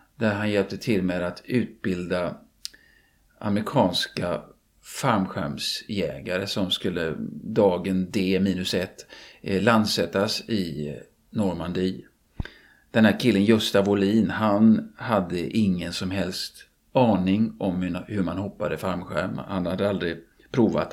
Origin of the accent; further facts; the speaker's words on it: Gothenburg, Västra Götaland, Sweden; jag är göteborgare och kan mest om min hemstad naturligtvis